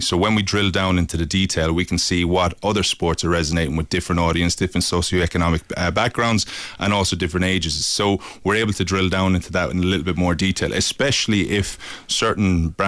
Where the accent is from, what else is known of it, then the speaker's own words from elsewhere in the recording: Limerick, Munster, Ireland; I'm from Limerick originally